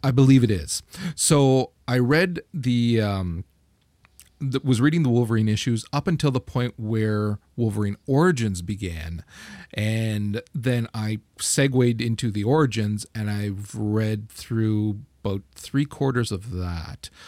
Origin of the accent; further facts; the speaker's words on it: Canada; I'm Canadian